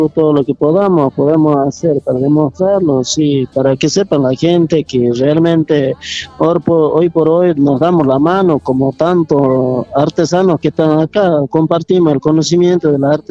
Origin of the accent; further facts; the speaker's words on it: Casira, Jujuy, Argentina; yo vengo de Casira, donde realmente eh, se trabaja todo de ollas de barro, se trabaja ollas tradicionales que se hace Casira